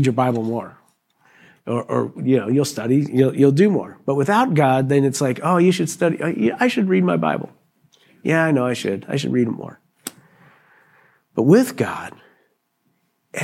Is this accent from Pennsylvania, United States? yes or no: yes; Pennsylvania, United States; I was raised in Pennsylvania